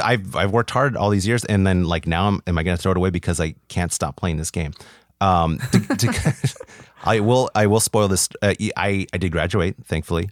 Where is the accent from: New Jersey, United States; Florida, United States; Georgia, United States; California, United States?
California, United States; Orange County; I'm from Orange County originally